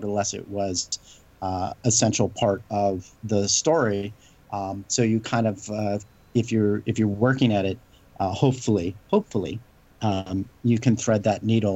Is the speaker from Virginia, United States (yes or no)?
no; Southern California, United States; We grew up in the same area. We grew up in Southern California.